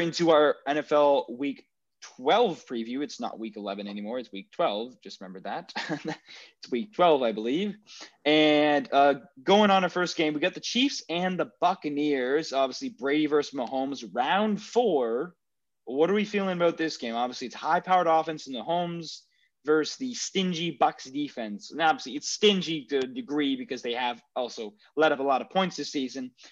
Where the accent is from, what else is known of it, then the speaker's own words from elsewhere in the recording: Canada; as Canadian taxpayers